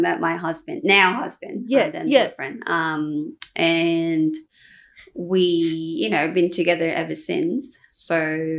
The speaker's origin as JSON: {"language": "English", "country": "South Korea", "tie": "born or raised there", "moved": "as an adult", "lives_now": "Australia", "said": "Born and raised in Korea."}